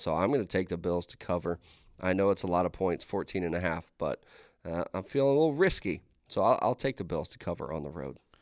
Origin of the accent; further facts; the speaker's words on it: Pittsburgh, Pennsylvania, United States; I'm from Pittsburgh.